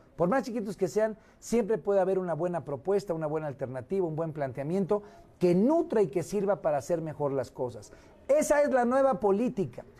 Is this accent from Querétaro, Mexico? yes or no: no; Guerrero, Mexico; now in Mexico City, Mexico; regresar a mi, a mi patria chica, a mi madre chica que es Guerrero